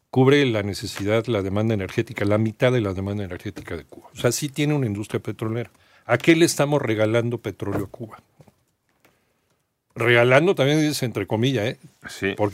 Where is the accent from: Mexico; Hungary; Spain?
Mexico